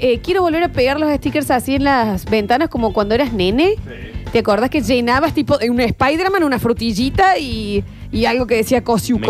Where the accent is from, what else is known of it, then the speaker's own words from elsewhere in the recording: Rosario, Santa Fe, Argentina; Me crié en Rosario.